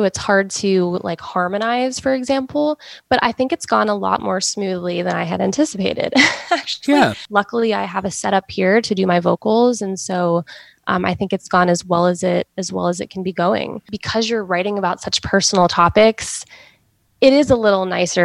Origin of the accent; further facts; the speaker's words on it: Cincinnati, Ohio, United States; moved away as an adult; now in Nashville, United States; my hometown, Cincinnati